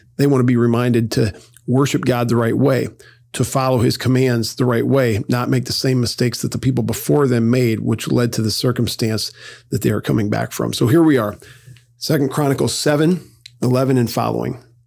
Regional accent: United States

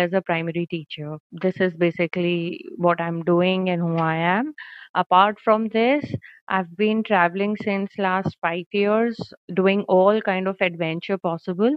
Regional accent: Jaipur, Rajasthan, India; now in Bikaner, India; born and brought up in Jaipur, the capital of Rajasthan

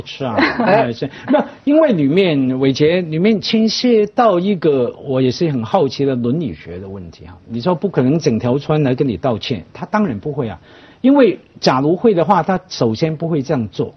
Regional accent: Hong Kong; 我们小时候在香港，或者说我长大之后

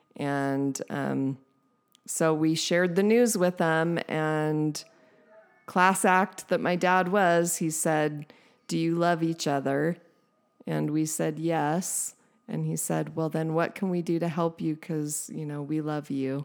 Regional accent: San Diego, California, United States; born or raised there

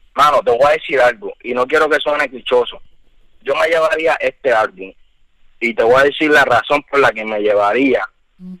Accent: United States; moved away; also born or lived in Pennsylvania; me crié allá, en Estados Unidos también

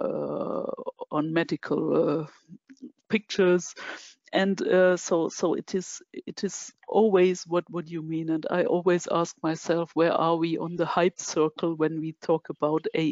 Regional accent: Germany; I'm from Germany

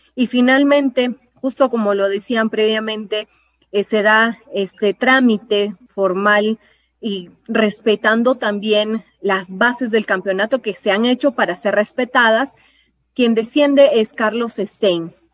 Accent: Peru; todos como peruanos

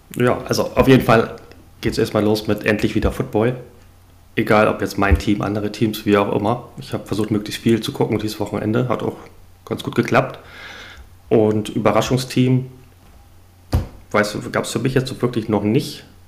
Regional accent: Hamburg, Germany; komme aus Hamburg, aus dem hohen Norden.

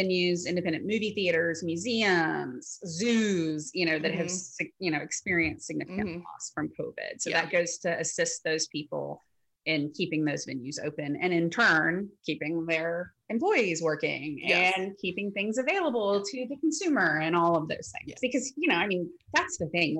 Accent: Memphis, Tennessee, United States; I grew up in Memphis, so St. Jude was always around.

